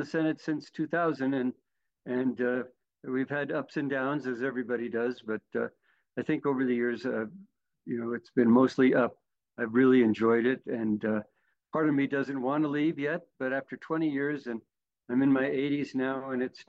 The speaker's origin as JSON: {"language": "English", "town": "Santa Fe", "region": "New Mexico", "country": "United States", "tie": "born or raised there", "also_born_or_lived": "New Orleans", "lives_now": "Albuquerque, United States", "said": "I was born in Santa Fe. Like you, I'm a Santa Fean. Went to St. Michael's in Santa Fe"}